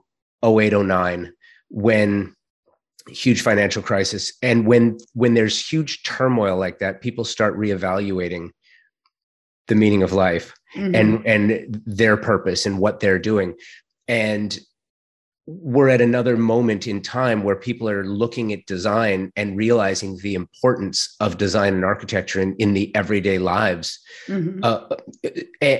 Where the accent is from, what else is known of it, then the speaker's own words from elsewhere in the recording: Los Angeles, California, United States; moved away; I am born and raised in Southern California. I'm a native Angeleno. I'm not living there right now